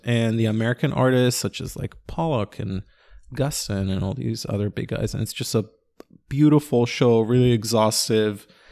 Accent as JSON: {"language": "English", "town": "Ra'anana", "region": "Central District", "country": "Israel", "tie": "born or raised there", "also_born_or_lived": "Sunset Park, New York", "moved": "yes", "lives_now": "New York, United States", "said": "Ranana, my hometown"}